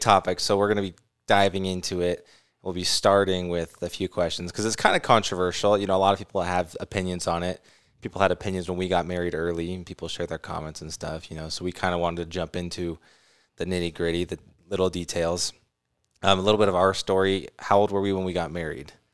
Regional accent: California, United States; also born or lived in Arizona; now in Utah, United States; I grew up in California

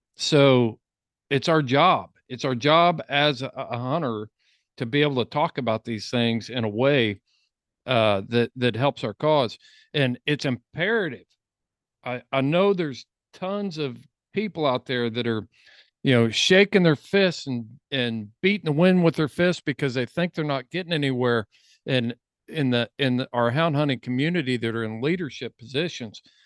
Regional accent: Indiana, United States; I'm from Indiana and not Colorado

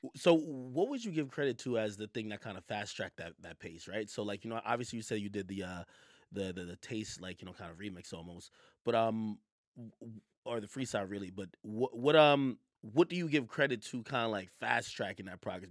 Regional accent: Jamaica; now in New York, United States; was born in Jamaica, and I and I moved to New York

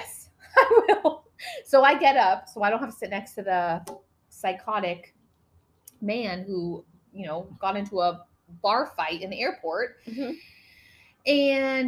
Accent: Los Angeles, California, United States; someone who was born and raised in Los Angeles

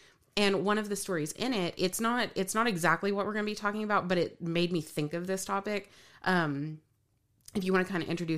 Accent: Moore, United States; I grew up in the Church of Christ in Moore

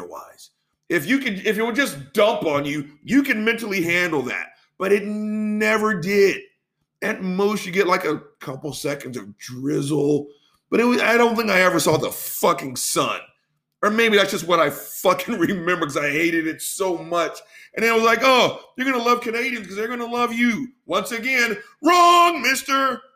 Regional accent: Texas, United States

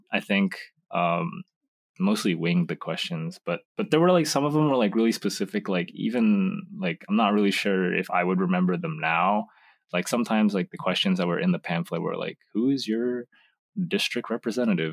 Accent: United States; also born or lived in Indonesia; I moved to America when I was two

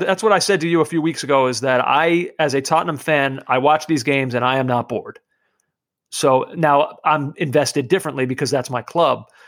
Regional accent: New York City, New York, United States; I'm from Brooklyn

